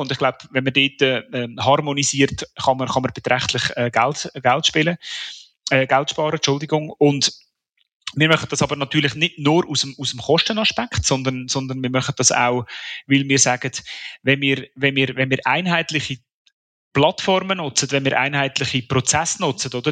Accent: Switzerland; Als, als Schweizer

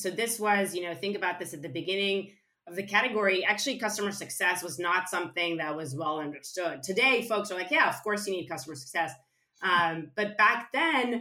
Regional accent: suburbs of Tel Aviv, Tel Aviv District, Israel; moved away; I was born and raised in Israel, in a small town in the suburbs of Tel Aviv

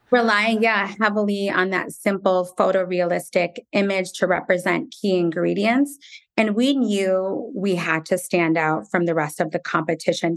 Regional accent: United States; also born or lived in Jerusalem; being Palestinian American and having parents who grew up in a war torn country

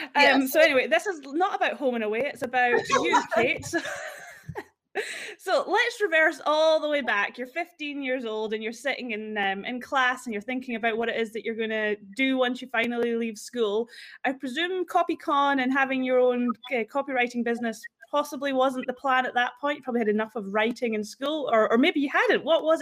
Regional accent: Fort William, Scotland, United Kingdom; moved away as an adult; now in Australia; Fort William in the Highlands, so near the Loch Ness Monster.

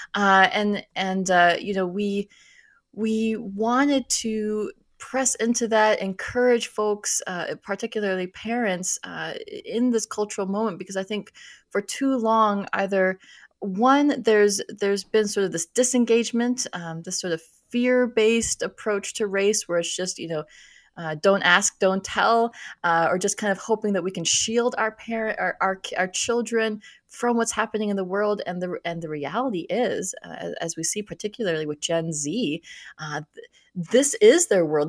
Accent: Minnesota, United States; moved away; I grew up in Minnesota, so I am used to the cold

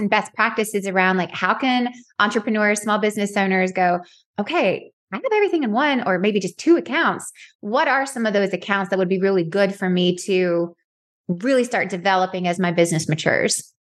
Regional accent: Dalton, Georgia, United States; I'm from Dalton, Georgia

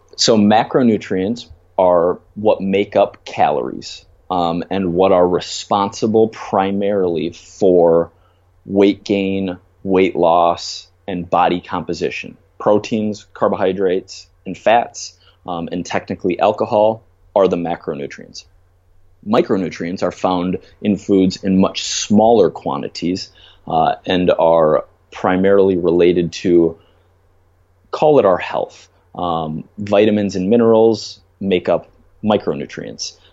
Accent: Minnesota, United States; now in New York City, United States; I grew up in Minnesota

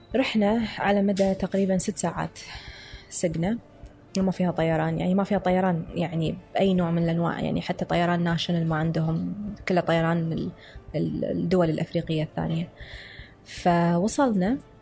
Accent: Kuwait; قلت له، "من الكويت."

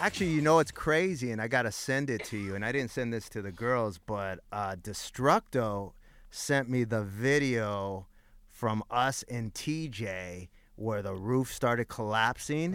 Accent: Los Angeles, California, United States; At the time that I grew up in East LA, like in my high school alone, there was 50 DJs

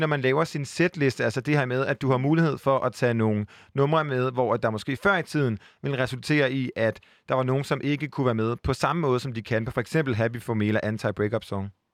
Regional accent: Aarhus, Central Denmark Region, Denmark; nu er jeg jo selv fra Aarhus

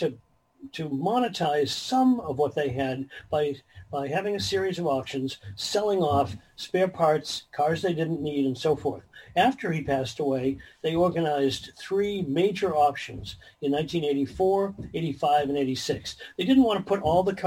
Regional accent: East Coast, United States; I'm an enthusiast from the East Coast

